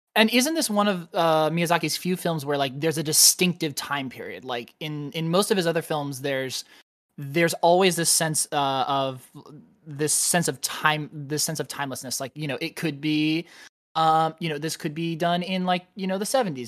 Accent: United States; as an American

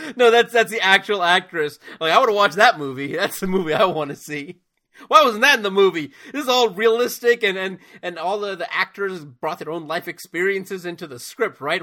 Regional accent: United States; as an American

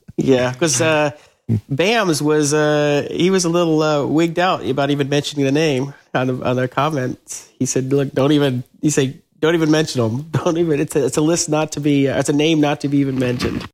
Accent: Atlanta, Georgia, United States; moved away as an adult; I grew up in Atlanta

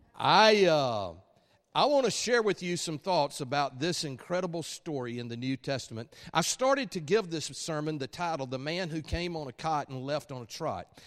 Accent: Alabama, United States; accent: Alabama; my Alabama accent

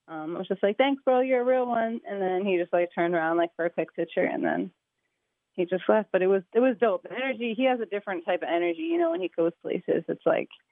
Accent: suburbs of Philadelphia, Pennsylvania, United States; I'm from the suburbs of Philly. I'm not from Philly, the city.

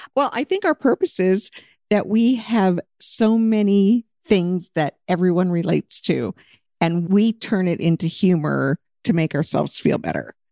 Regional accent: Anchorage, Alaska, United States; moved away as an adult; now in Scottsdale, United States; I'm from Anchorage, Alaska

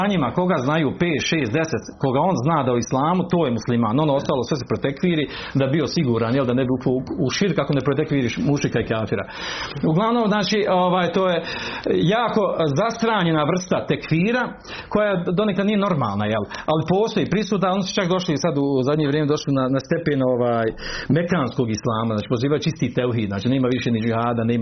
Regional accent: Bosnia & Herzegovina; kod nas u Bosni

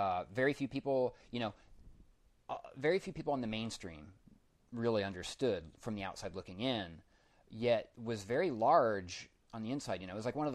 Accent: Denver, Colorado, United States; I grew up in Denver

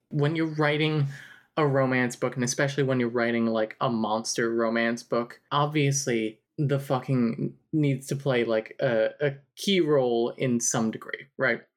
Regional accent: New Jersey, United States; I'm from New Jersey.

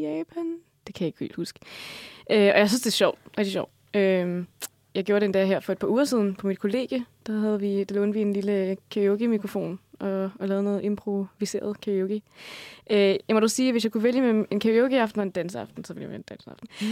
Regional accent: Denmark; vi danskere

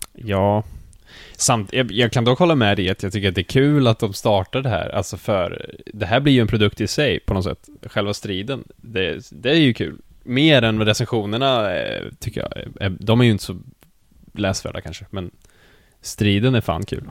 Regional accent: Skövde, Västra Götaland, Sweden; moved away as an adult; now in Gothenburg, Sweden; jag kommer då från Skövde, eller från Jo egentligen

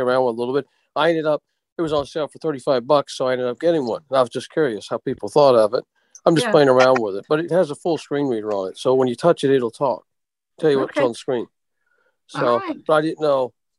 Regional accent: Maryland, United States; I'm from Maryland

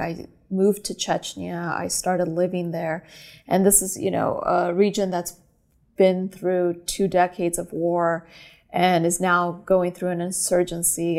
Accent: California, United States; also born or lived in Moscow, Russia / New York; I was born in Moscow, uh, Russia. I'm Armenian, and came to America when I was a little girl and grew up in California

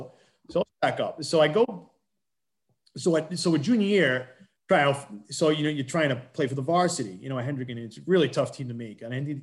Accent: Johnston, Rhode Island, United States; also born or lived in Providence, Rhode Island; my hometown school of Johnston

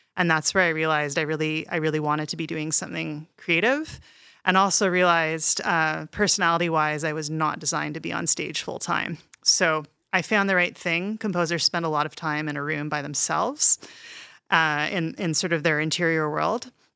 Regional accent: Canada; also born or lived in Montreal, Quebec / Toronto, Ontario; I grew up in Montreal and Toronto

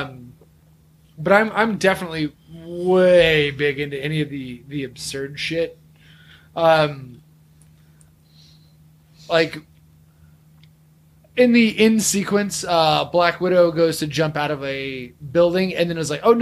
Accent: United States; I'm an American

